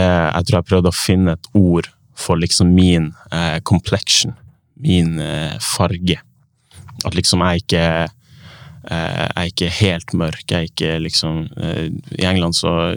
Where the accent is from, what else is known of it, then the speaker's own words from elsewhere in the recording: Tromsø, Troms, Norway; now in Oslo, Norway; jeg har vokst opp i Tromsø